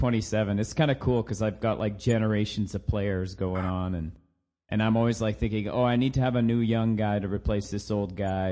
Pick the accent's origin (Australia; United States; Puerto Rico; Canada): Canada; I'm a Canadian